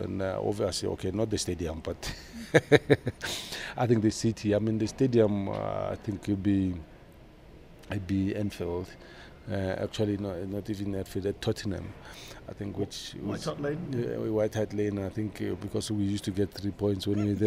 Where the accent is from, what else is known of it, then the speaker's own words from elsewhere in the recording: South Africa; moved away as an adult; also born or lived in Leeds; I come from South Africa